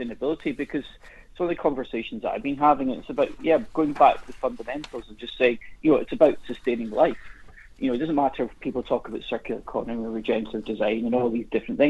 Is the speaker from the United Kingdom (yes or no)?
yes; Highlands of Scotland, United Kingdom; the kind of teachings my grandfather gave me when I was growing up in the Highlands of Scotland